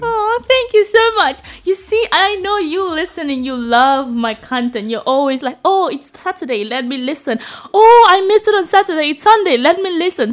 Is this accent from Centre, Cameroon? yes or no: no; Bamenda, Northwest Region, Cameroon; I was raised in I grew up in Bamenda